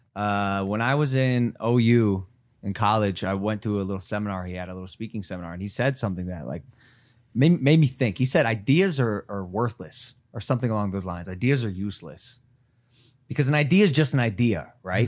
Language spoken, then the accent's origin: English; Ohio, United States; moved away; I'm a kid from Ohio